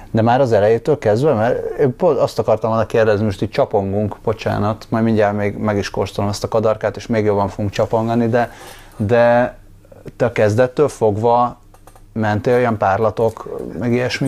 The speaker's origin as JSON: {"language": "Hungarian", "region": "Budapest", "country": "Hungary", "tie": "born or raised there", "said": "nem azt mondom, hogy itt nőttem fel, de mondjuk a felnövésem második része az nagyon erősen így Hidegkúthoz, meg völgyhöz kötődik"}